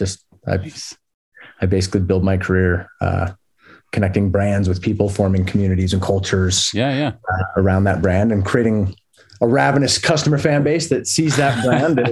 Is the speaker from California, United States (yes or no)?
no; Las Vegas, Nevada, United States; now in Bountiful, United States; I grew up in Las Vegas.